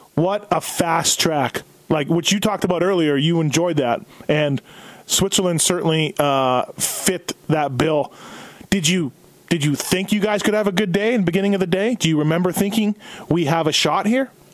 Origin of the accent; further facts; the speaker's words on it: Canada; now in United States; me being a Canadian, although I've lived in the USA as long as I lived in Canada, but me being Canadian